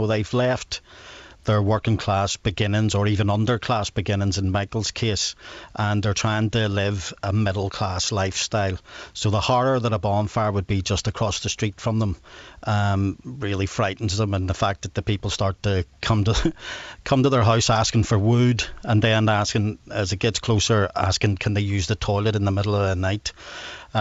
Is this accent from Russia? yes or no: no; Belfast, Northern Ireland, United Kingdom; I come from Rathcoole, which is actually in North Belfast. And I think people there, I grew up really 99% Protestant